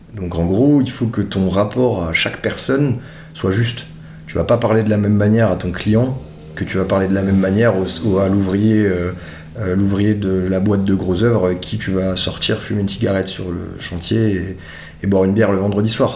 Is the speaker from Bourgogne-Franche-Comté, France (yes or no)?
no; Strasbourg, Grand Est, France; je suis originaire de Strasbourg